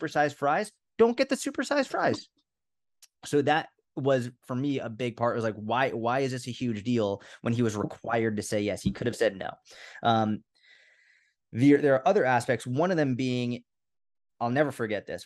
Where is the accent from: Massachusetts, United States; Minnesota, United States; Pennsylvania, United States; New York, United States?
Massachusetts, United States; Boston; I was brought up in Boston